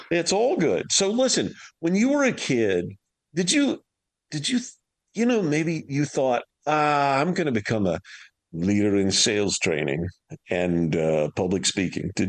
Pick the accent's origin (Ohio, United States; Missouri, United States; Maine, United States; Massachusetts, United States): Missouri, United States; St. Louis; also born or lived in Plano, Texas; I grew up in St. Louis